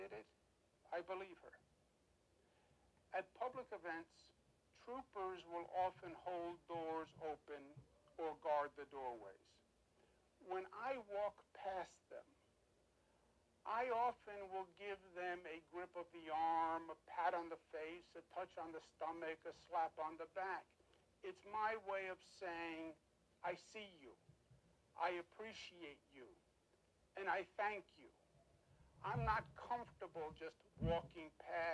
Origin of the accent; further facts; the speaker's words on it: New York, United States; I am a New Yorker, born and bred